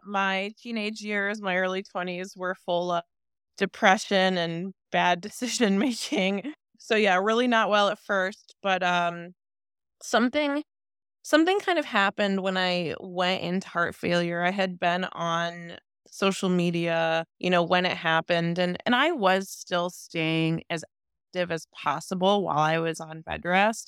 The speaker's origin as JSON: {"language": "English", "area": "near Cleveland", "region": "Ohio", "country": "United States", "said": "I am from Ohio, near Cleveland"}